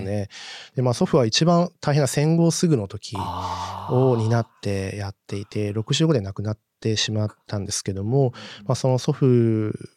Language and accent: Japanese; Dazaifu, Fukuoka, Japan; やっぱ自分はここの天示様のもとで育って、ここが原点だと実感した